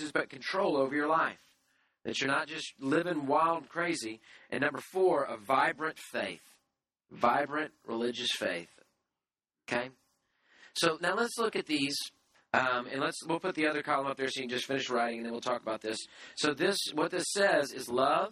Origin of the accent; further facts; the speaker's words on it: United States; I'm an American